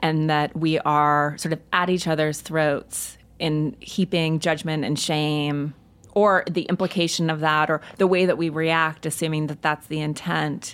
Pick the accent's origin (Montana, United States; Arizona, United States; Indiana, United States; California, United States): Montana, United States; moved away; I grew up in Montana